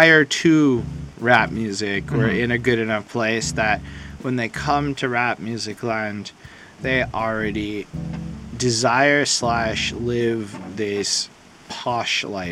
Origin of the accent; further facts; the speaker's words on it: Canada; I'm Canadian